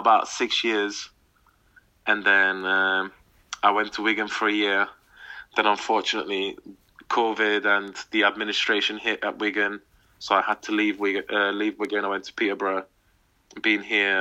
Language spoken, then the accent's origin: English; Hungary; now in England; when I was playing for my hometown team, we were about 2.5, 3 hours from Budapest, from the capital.